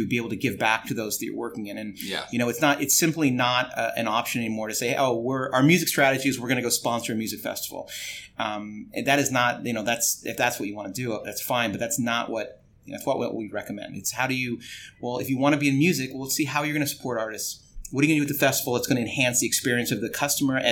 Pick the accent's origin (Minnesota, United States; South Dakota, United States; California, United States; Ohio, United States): California, United States; Los Angeles; I grew up in Los Angeles